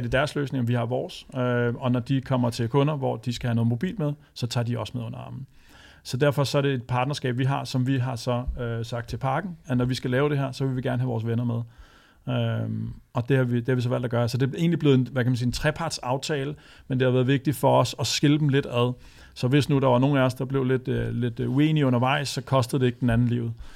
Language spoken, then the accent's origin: Danish; Vestegnen, Capital Region of Denmark, Denmark; jeg er født og opvokset på Vestegnen